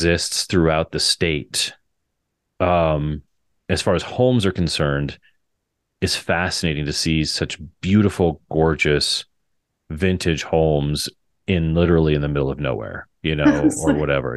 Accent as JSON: {"language": "English", "town": "Fort Morgan", "region": "Colorado", "country": "United States", "tie": "born or raised there", "said": "I do a lot of work in my hometown of Fort Morgan"}